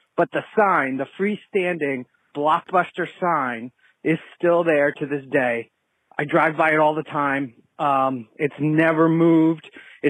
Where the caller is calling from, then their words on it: Stamford, Connecticut, United States; Hey, guys … I'm from Stamford, Connecticut, and I love the show.